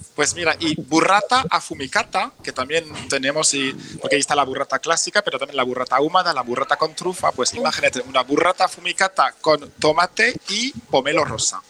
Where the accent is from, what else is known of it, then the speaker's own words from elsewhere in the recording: France; Spanish is a second language; moved away as an adult; now in Barcelona, Spain; yo soy francés